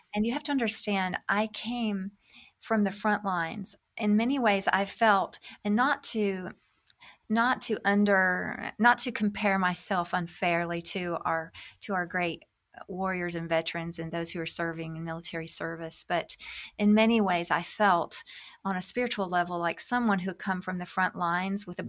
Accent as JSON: {"language": "English", "country": "United States", "moved": "as an adult", "said": "God was leading us back to my home country"}